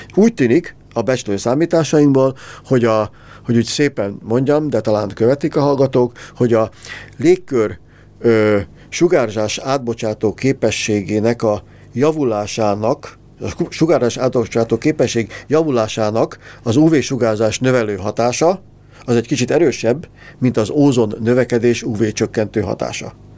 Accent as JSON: {"language": "Hungarian", "country": "Hungary", "said": "magyarok vagyunk"}